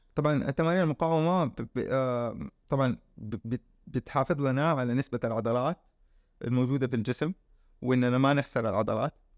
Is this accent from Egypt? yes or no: no; Saudi Arabia; عندنا في السعوديه